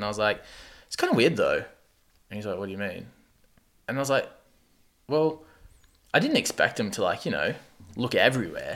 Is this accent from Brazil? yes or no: no; Australia; now in Canada; I grew up on the coast, and when I went back to Australia